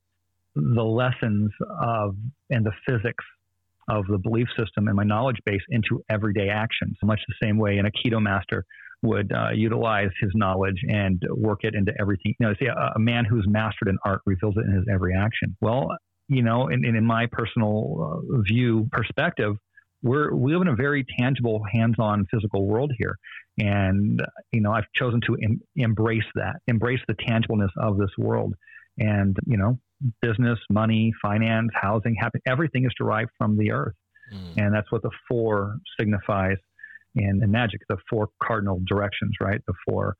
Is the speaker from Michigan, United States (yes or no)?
no; Phoenix, Arizona, United States; I was born in North Phoenix, Arizona